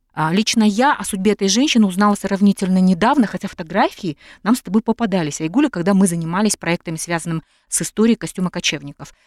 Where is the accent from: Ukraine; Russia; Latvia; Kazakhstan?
Kazakhstan; Semey, Abai Region; В дореволюционном Семипалатинске, откуда я родом